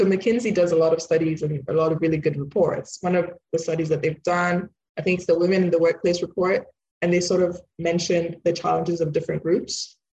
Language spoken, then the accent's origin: English; Nigeria; born there; also born or lived in United Kingdom; so I'm Nigerian born, but British, so British Nigerian.